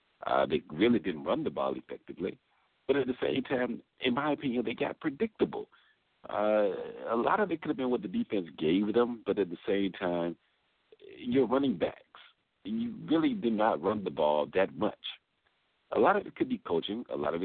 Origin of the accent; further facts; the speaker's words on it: Atlanta, Georgia, United States; coming to you from the capital city, of course, my hometown of Atlanta, Georgia, the capital of Georgia, as well as the Olympic city of 1996